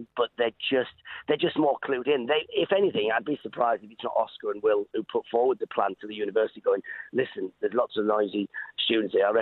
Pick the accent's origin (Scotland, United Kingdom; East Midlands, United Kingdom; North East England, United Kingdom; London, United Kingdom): North East England, United Kingdom; Middlesbrough; moved away; I'm not actually a Geordie. I'm actually from Middlesbrough, Teesside, but everyone calls us Geordie.